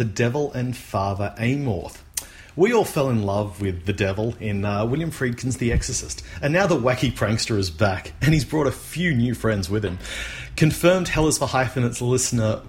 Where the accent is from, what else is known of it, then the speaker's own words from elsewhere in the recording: Australia; As an Australian